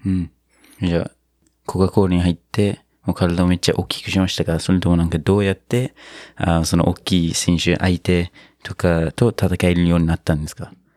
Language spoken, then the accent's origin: Japanese; New Zealand; now in Japan; 僕の母国ニュージーランド